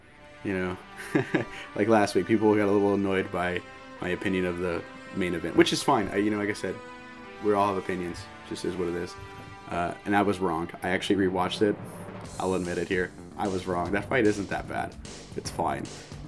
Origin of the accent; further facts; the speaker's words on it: United States; And it is Thanksgiving this week in America. That's where I'm from the States.